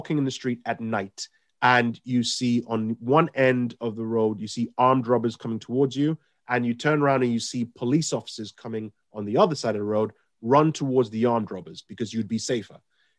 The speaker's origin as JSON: {"language": "English", "region": "London", "country": "United Kingdom", "tie": "born or raised there", "said": "I grew up in South London when I came here"}